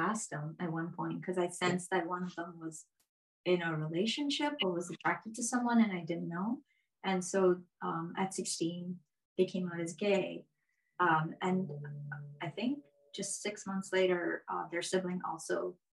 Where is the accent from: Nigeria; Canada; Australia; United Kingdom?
Canada; moved away as an adult; now in Buffalo, United States; We live in Buffalo, New York, and we have been here for about 20 years. We're both Canadian